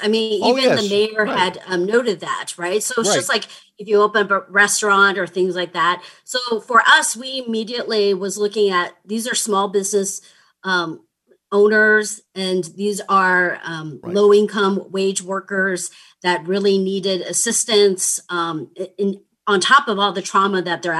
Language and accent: English; Ohio, United States; I'm from the Midwest, I'm from Ohio.